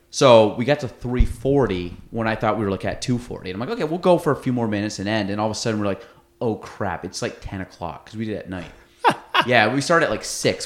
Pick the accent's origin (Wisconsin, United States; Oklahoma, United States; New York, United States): New York, United States; Chazy; born or raised there